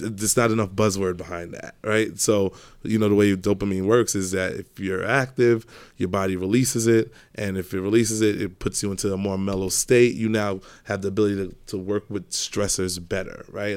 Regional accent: New York City, New York, United States; so I grew up in Brooklyn, started in Brownsville, then we moved to Canarsie.

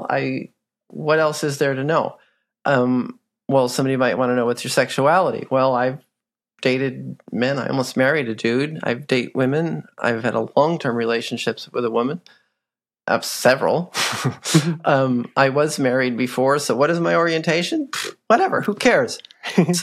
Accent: New York City, New York, United States; also born or lived in Florida / Maryland; now in St. Louis, United States; I grew up in New York City

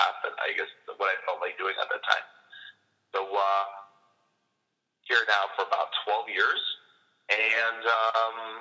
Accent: Canada; moved away as an adult; now in Israel; I'm actually originally from Canada

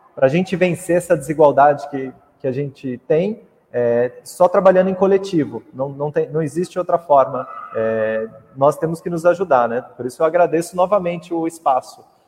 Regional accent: Mogi das Cruzes, São Paulo, Brazil; sou de Mogi das Cruzes, ali da região de Itaiaçupeba

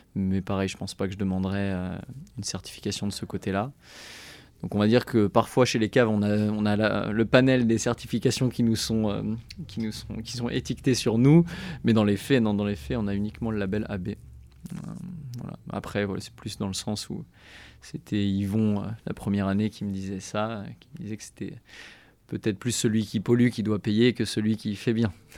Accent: Chinon, Centre-Val de Loire, France; on a grandi à Chinon, mon frère comme moi

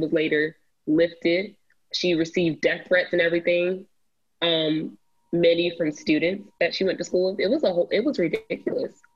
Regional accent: Cobb County, Georgia, United States; my county, my hometown county, Cobb County.

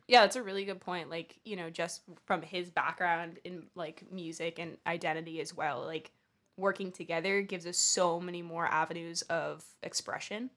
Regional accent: California, United States; now in New York, United States; I grew up in California

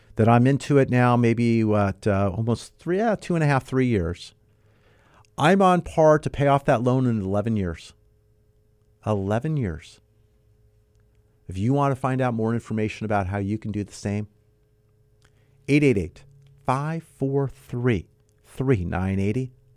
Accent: Southern California, United States; I was born and raised here in Southern California

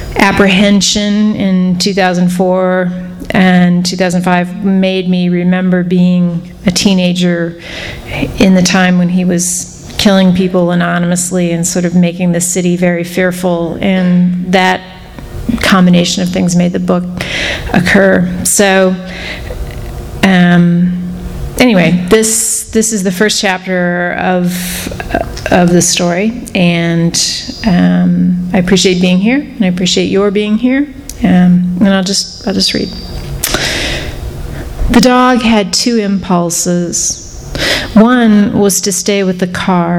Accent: Wichita, Kansas, United States; moved away; also born or lived in New Mexico / Texas / Colorado; I grew up in Wichita, Kansas

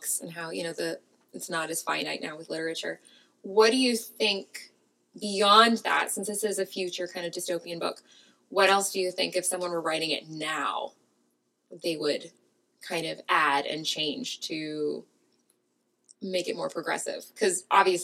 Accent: Los Angeles, California, United States; As a Californian and as an Angeleno

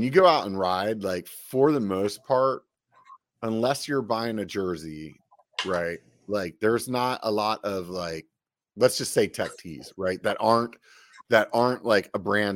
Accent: Pennsylvania, United States; now in Northern California, United States; I'm from Pennsylvania

